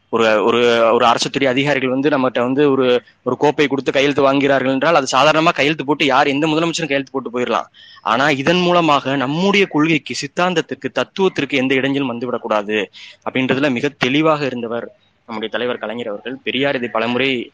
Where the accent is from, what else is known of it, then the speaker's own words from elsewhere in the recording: Sivaganga district, Tamil Nadu, India; சிவகங்கை மாவட்டம் எங்களோட சொந்த ஊர்